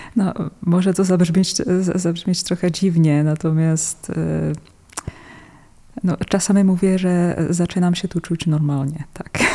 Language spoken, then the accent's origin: Polish; Czechia; Polish is a second language; now in Poland; ja pochodzę z takich terenów Karkonosze, Sudety